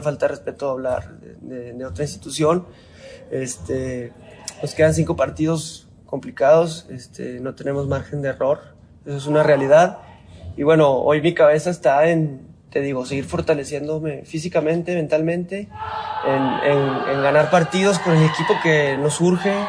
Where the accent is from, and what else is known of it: Mexico